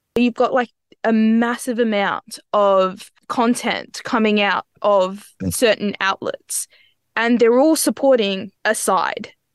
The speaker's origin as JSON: {"language": "English", "country": "Australia", "said": "we, as Australian citizens"}